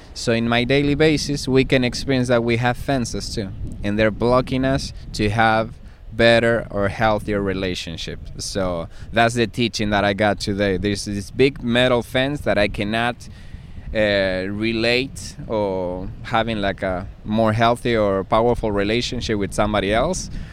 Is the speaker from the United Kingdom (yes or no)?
no; Argentina; I'm from Argentina